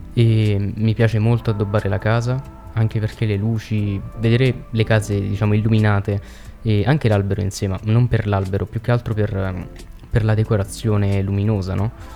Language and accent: Italian; Veroli, Lazio, Italy; noi siamo di Veroli, in provincia di Frosinone.